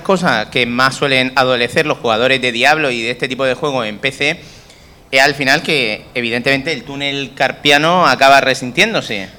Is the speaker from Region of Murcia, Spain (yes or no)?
yes; Region of Murcia, Spain; nosotros murcianos